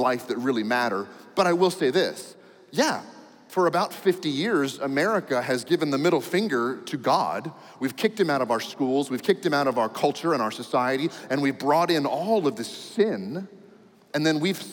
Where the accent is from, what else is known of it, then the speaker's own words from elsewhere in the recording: United States; I'm an American